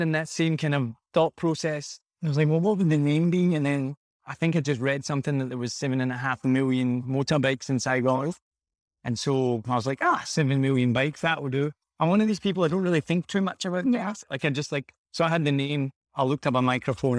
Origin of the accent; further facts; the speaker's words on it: Glasgow, Scotland, United Kingdom; moved away as an adult; also born or lived in America / Australia / New Zealand / Vietnam; now in Ho Chi Minh City, Vietnam; I'm from Glasgow in Scotland originally, and I left when I was like 20 years old.